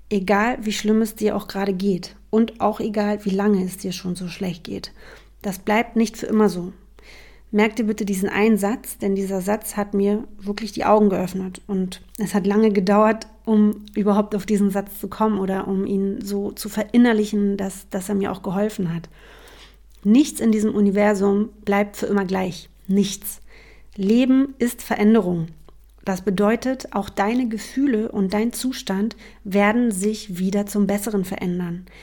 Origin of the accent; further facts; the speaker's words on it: Berlin, Germany; Also, ich bin …, ich bin Berlinerin.